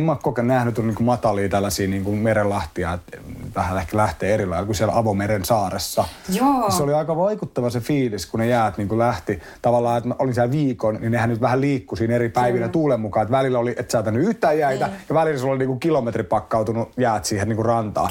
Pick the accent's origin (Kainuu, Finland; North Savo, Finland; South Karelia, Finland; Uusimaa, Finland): Uusimaa, Finland; Espoo; mä oon asunut lähiössä Espoon puolella niin kuin lapsuuden mm. tuossa Tapiolassa